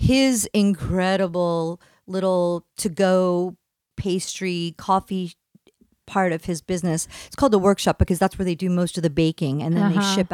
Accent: East Coast, United States; now in California, United States; I grew up on the East Coast

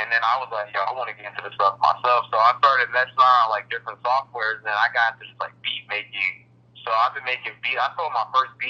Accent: Newport News, Virginia, United States; also born or lived in Texas; now in Norfolk, United States; So I'm originally from Texas, but my dad got stationed out of here probably like late 90s or 2000s. So I'm originally from like Newport News, and I moved out to Norfolk for college.

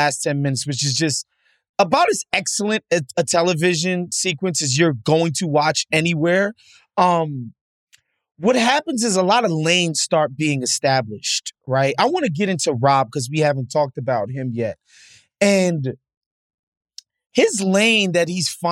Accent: United States; as an American

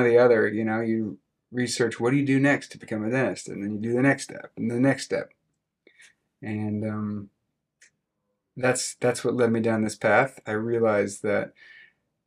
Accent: Clovis, California, United States; moved away as an adult; also born or lived in Fresno, California / San Francisco, California / San Diego, California; now in Austin, United States; I grew up in Clovis

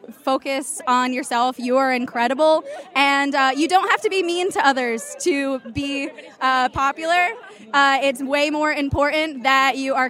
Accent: Rhode Island, United States; I am from Rhode Island, and I am 23 years old.

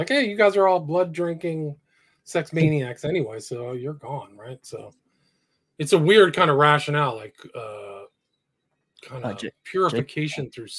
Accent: San Francisco, California, United States; I grew up in San Francisco, and they used to have the Bank of America building was the biggest building in San Francisco.

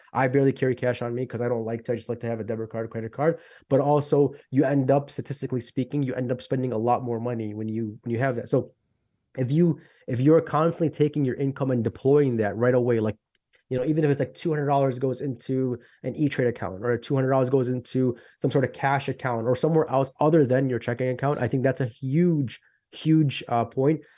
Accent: Chicago, Illinois, United States; I'm from Chicago, Illinois.

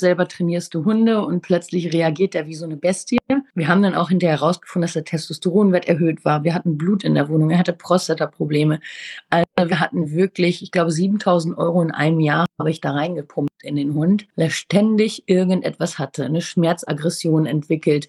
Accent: Ruhr area, near Dortmund, North Rhine-Westphalia, Germany; ich komme aus dem Ruhrgebiet, aus der Nähe von Dortmund

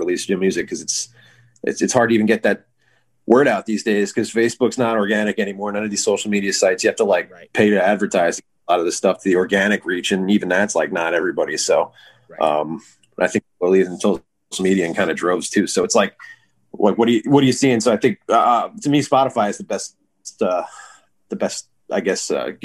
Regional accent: Hicksville, New York, United States; also born or lived in Southampton; I was born in Southampton, grew up in Hicksville

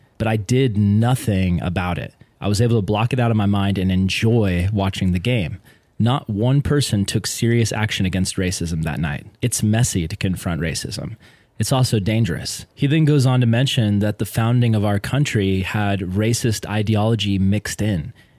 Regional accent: Tennessee, United States; I grew up in East Tennessee, and I went to mostly white schools

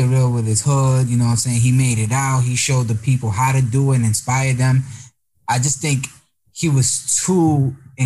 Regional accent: New York City, New York, United States; now in Los Angeles, United States; originally, I'm from the Bronx

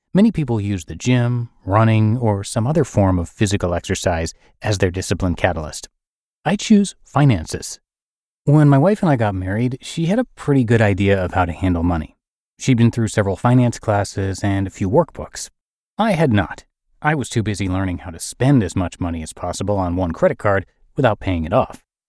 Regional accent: United States; my being American

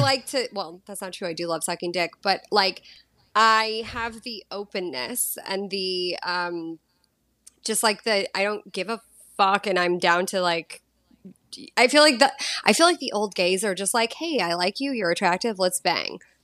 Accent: Boston, Massachusetts, United States; moved away as an adult; also born or lived in Los Angeles / San Diego / Mexico / Greece; now in Costa Rica; thirty-seven, and I grew up in Boston.

